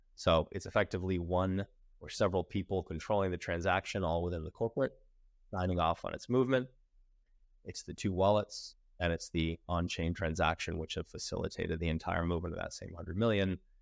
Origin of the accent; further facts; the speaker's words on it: United States; I'm American